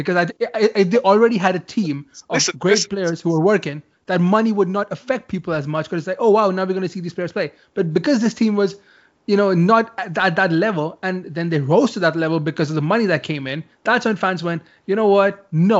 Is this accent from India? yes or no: yes; India; I'm from India. Football's not that famous here.